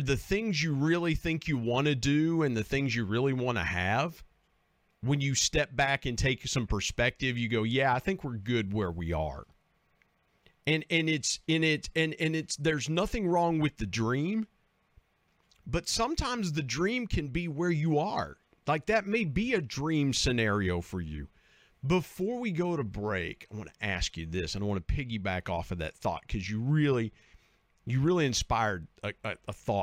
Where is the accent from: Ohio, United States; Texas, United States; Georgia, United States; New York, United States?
Ohio, United States; South Point; now in western West Virginia, United States; I grew up in Southern Ohio, in a little town called South Point